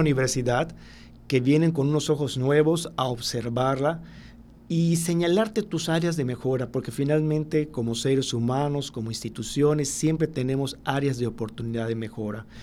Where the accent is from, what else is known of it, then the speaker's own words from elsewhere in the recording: Mexico; nosotros como mexicanos